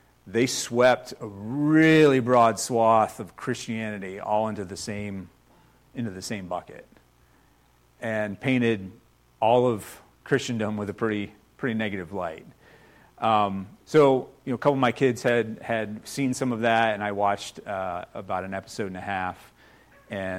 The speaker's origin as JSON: {"language": "English", "country": "United States", "tie": "born or raised there", "said": "I've only been out of the country one time, so I've spent my entire life here in the U.S."}